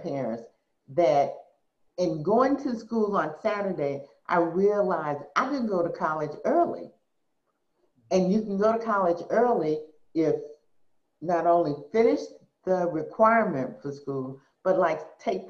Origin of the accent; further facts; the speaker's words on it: Madison, Mississippi, United States; moved away as an adult; being 18 from Madison, Mississippi, showing up at Berkeley in 1973